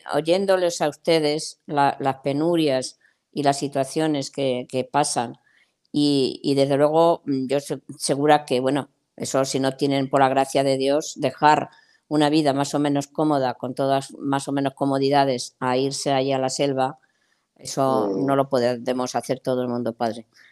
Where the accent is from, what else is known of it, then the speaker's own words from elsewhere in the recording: Spain; Yo como española